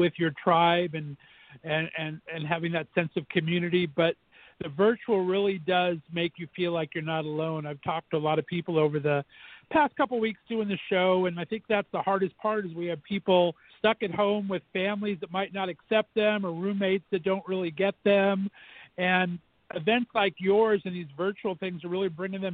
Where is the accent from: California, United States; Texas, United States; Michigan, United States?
California, United States; moved away as an adult; now in Northeast Ohio, United States; I'm a California boy. I was born and raised in California for 29 years. I've been banished to Northeast Ohio for the last 20